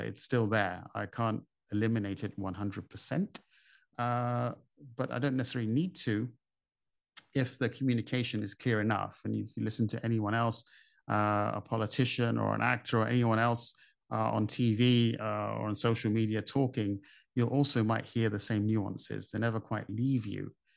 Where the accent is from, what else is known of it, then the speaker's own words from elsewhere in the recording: United Kingdom; now in Dubai, United Arab Emirates; I grew up in the U K, as you might guess from my accent